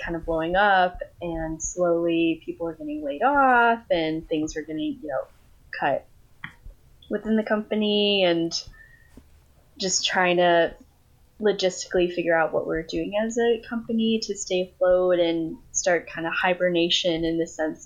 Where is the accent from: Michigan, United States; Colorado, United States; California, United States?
Colorado, United States; first language English; also born or lived in Thailand / Costa Rica; now in Wisconsin, United States; grew up in Colorado